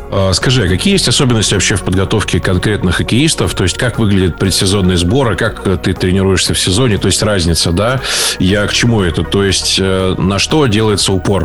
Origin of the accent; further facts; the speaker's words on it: Novokuznetsk, Kemerovo Oblast, Russia; я сам из Новокузнецкой